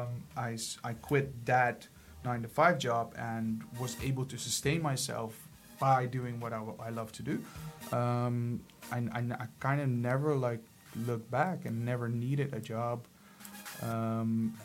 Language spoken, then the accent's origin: English; Ermelo, Gelderland, Netherlands; also born or lived in Suriname; I was 8 years old when I came to the Netherlands from Surinam